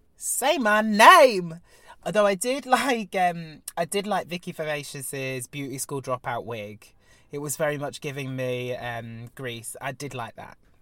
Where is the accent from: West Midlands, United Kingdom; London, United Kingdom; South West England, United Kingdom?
South West England, United Kingdom; Devon; me being Devonian